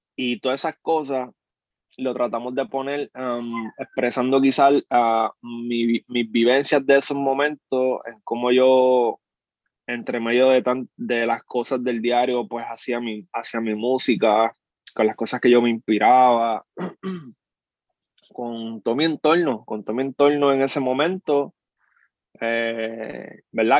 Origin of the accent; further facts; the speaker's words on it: Puerto Rico; Allá bien boricua, yo soy boricua